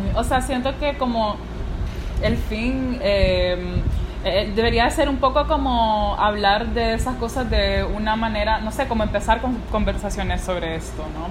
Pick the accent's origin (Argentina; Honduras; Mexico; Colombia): Honduras; La Ceiba, Atlántida; soy de la Ceiba